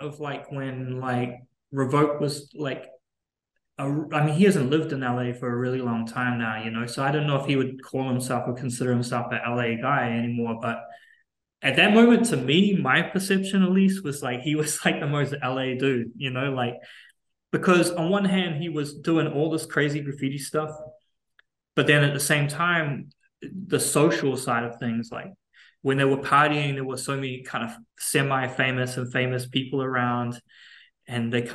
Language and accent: English; Auckland, New Zealand; moved away as an adult; now in United States; the mentality that I grew up with in Auckland